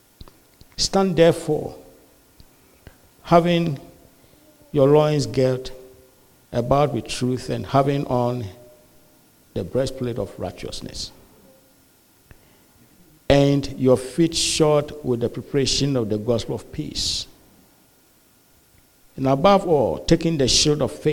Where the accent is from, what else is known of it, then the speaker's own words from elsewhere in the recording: Ghana; also born or lived in Malawi; now in United States; we come from Ghana originally. Yeah, my wife and I are Ghanaians. We come from Ghana originally. But then we are stuck here in the U.S.